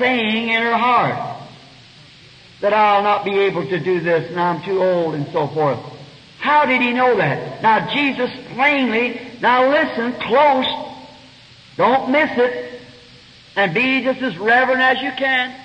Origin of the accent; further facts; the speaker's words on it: United States; an American citizen